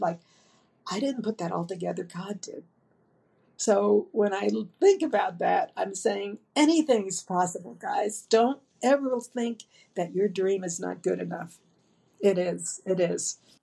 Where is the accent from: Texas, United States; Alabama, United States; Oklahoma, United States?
Texas, United States; Dallas; I'm from Dallas, Texas